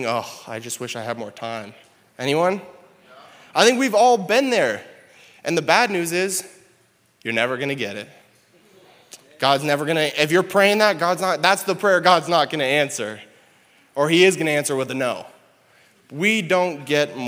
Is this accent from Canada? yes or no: yes; Canada; moved away as an adult; now in South Dakota, United States; I'm Canadian, and so when Jaden and I decided we were going to get married, we recognized that we were going to move down here in the States